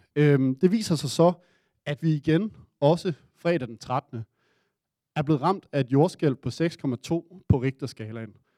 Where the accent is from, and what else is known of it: Denmark